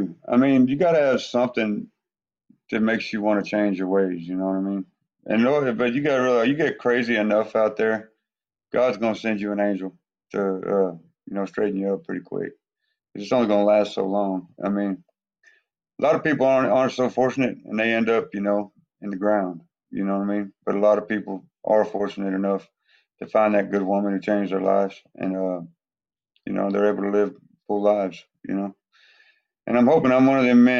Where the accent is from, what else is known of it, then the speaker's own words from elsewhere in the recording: Grand Prairie, Texas, United States; my hometown, Grand Prairie, Texas.